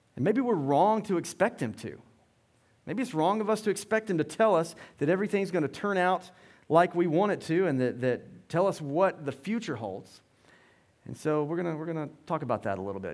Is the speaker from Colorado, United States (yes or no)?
no; Loganville, Georgia, United States; We grew up in Loganville